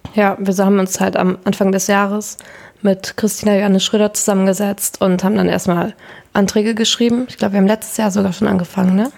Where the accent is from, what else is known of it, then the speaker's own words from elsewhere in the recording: Berne, Lower Saxony, Germany; ich komme auch aus der Wesermarsch und da aus Berne